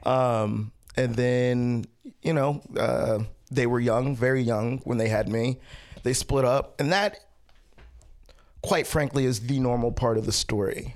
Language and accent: English; Baltimore, Maryland, United States; I was born in Baltimore and then I grew up in Baltimore.